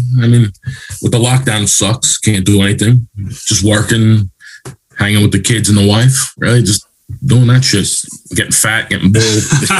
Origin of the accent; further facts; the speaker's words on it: New York City, New York, United States; I grew up in Queens, you know, middle-class neighborhood, nothing crazy, nothing too heavy, hard and stuff.